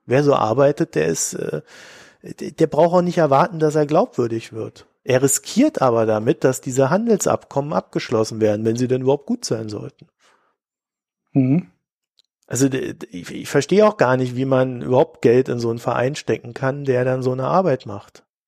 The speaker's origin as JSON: {"language": "German", "country": "Germany", "said": "als äh, Deutsche oder als, als Staatsbürger"}